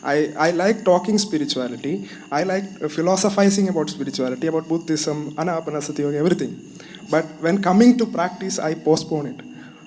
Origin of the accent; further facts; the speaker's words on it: Kerala, India; I'm coming from Kerala.